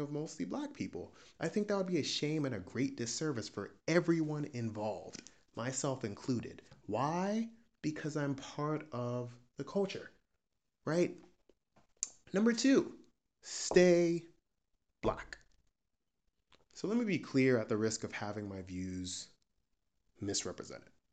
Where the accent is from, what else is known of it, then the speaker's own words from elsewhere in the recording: United States; I'm a Nigerian American P H D student.